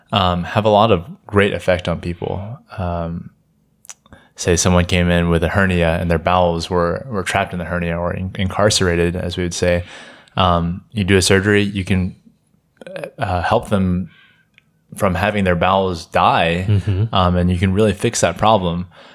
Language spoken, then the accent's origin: English; Jackson, Mississippi, United States; Yeah, I am from Jackson, Mississippi. I'm a third year medical student.